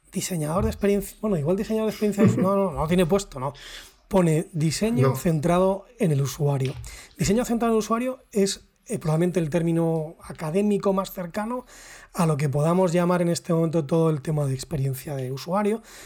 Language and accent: Spanish; Salamanca, Castile and León, Spain; nosotros somos de Salamanca, Raúl y yo